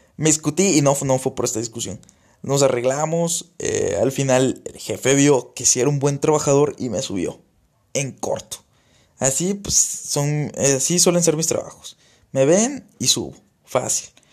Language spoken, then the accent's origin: Spanish; Tabasco, Mexico; now in Saltillo, Mexico; saben que no soy de aquí, saben que soy que no soy de Saltillo, saben que soy de Tabasco